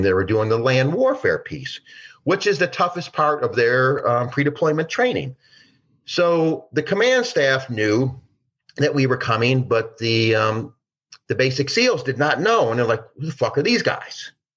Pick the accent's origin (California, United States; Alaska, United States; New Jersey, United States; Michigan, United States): Michigan, United States; Detroit; I grew up in Detroit